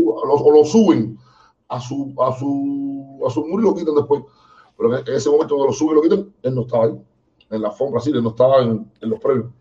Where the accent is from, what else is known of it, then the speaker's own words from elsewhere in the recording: Cuba; somos cubanos